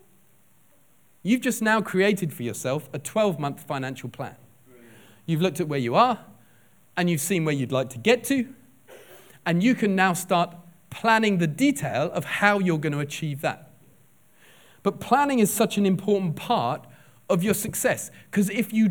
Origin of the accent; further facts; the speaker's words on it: England, United Kingdom; now in Liverpool, United Kingdom; we're English.